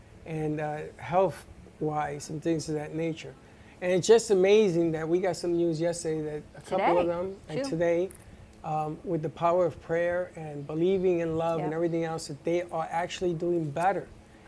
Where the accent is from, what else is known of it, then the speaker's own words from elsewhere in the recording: Bronx, New York, United States; Well, you know, I mean, I'm a Latino, I'm from